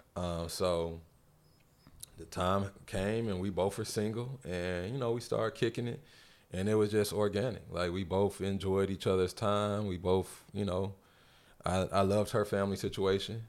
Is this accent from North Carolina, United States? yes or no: yes; North Carolina, United States; now in Atlanta, United States; I'm from North Carolina